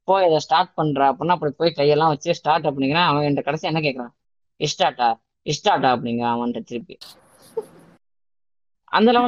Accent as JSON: {"language": "Tamil", "region": "Tamil Nadu", "country": "India", "first_language": "Tamil", "moved": "yes", "said": "நான் ஆந்திரா இல்லைங்க நான் வந்து தமிழ்நாடுங்க"}